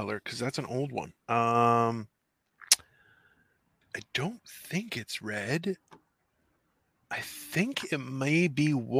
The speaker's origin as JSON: {"language": "English", "country": "Canada", "said": "I'm like the worst Canadian because I'm more Greek than I'm Canadian."}